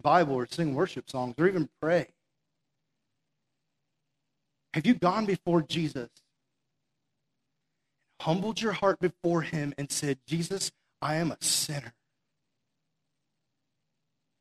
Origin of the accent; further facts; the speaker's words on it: Massachusetts, United States; also born or lived in South Florida; we're from Massachusetts